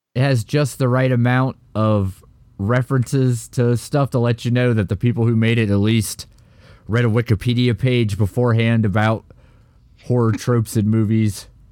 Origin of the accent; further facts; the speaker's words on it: United States; as an American